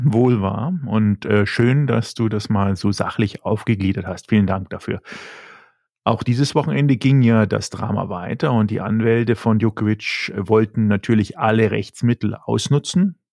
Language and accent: German; Germany; als Deutscher